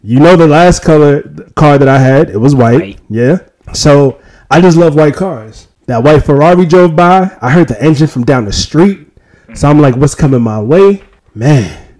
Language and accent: English; New York, United States; I'm from the land of Bubble Coats and Timberland boots